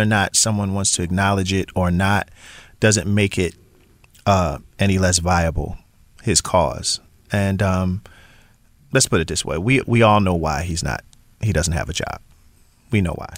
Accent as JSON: {"language": "English", "town": "Philadelphia", "region": "Pennsylvania", "country": "United States", "said": "I am from Philly. And I do understand what being in the Super Bowl means for my city"}